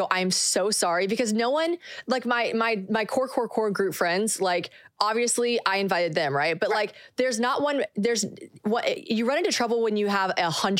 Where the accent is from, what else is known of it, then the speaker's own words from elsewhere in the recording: South Carolina, United States; moved away as an adult; now in Nashville, United States; Born and raised in South Carolina.